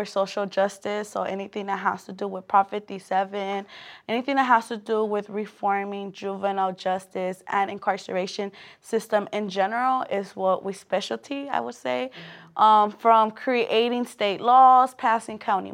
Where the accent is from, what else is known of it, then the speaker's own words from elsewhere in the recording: Los Angeles, California, United States; born and raised in South Central